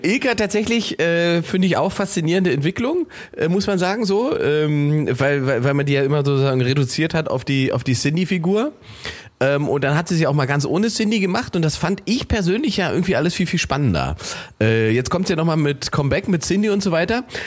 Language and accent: German; Germany; ich habe hier diesen deutschen Pass